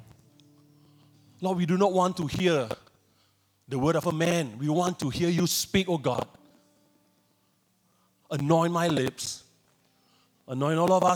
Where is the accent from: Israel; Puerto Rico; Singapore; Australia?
Singapore; moved away as an adult; now in Thailand; I'm originally from Singapore, but I've been serving as a missionary in Thailand for almost 2 decades